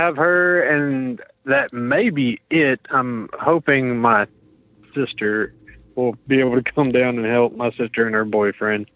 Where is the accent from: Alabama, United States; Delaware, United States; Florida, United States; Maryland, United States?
Florida, United States; Pensacola; We're from Pensacola